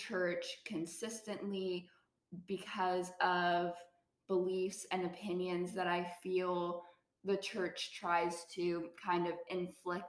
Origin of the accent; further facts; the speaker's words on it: Bible Belt, the South, United States; I believe in the Christian God because I was born in the Bible Belt